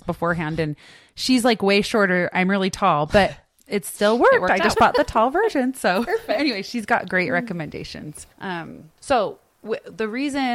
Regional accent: Draper, Utah, United States; we grew up in Draper

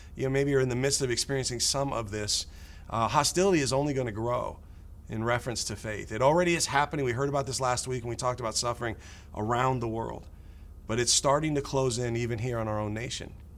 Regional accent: United States; growing up in America

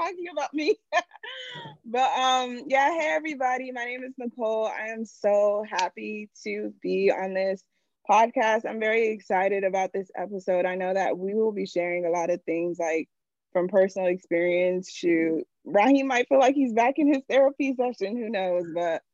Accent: United States; also born or lived in Nigeria; My family obviously is from Nigeria. I was born in America.

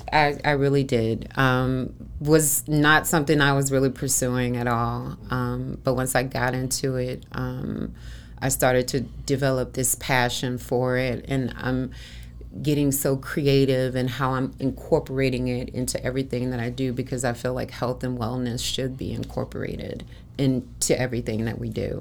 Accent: Chicago, Illinois, United States; now in Arizona, United States; I'm originally from Chicago

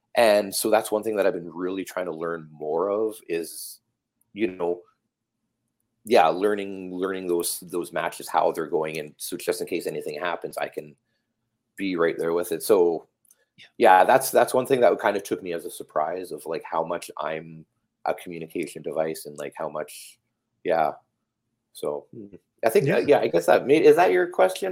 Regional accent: Calgary, Alberta, Canada; now in Vancouver, Canada; I grew up in Calgary

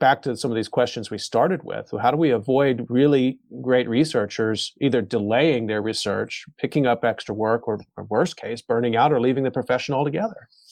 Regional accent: United States; now in South Korea; as an American living here

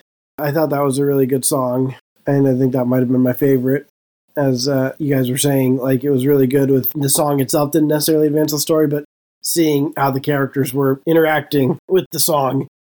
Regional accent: Northern California, United States; I grew up in Northern California.

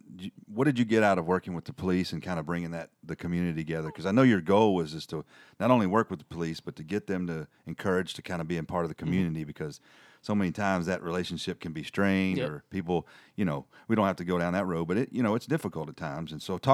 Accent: Tennessee, United States; moved away; In this part of the world, we're in North Alabama, and I'm come down from Middle Tennessee.

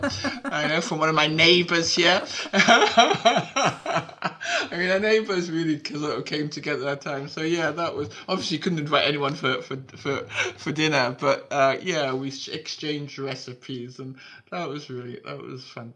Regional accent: Newcastle upon Tyne, North East England, United Kingdom; moved away as an adult; also born or lived in London; growing up in Newcastle

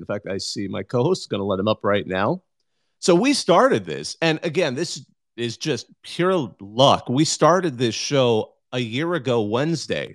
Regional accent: California, United States; I grew up in California.

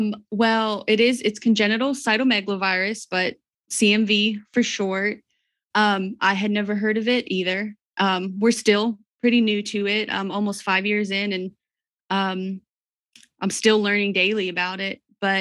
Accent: Georgia, United States; now in Crossville, United States; Well, we live in Crossville, Tennessee. We've been here about 4 years. We're originally from South Georgia, my husband and I.

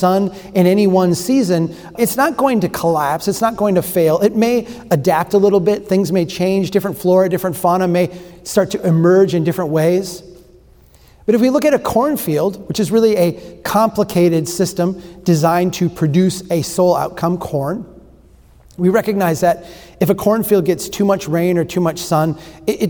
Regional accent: Brainerd, Minnesota, United States; This is my hometown. This is Brainerd, Minnesota

